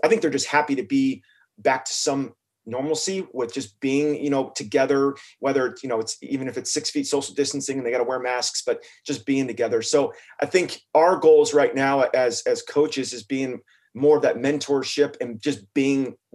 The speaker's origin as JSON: {"language": "English", "region": "California", "country": "United States", "moved": "yes", "lives_now": "Oregon, United States", "said": "I'm originally from California"}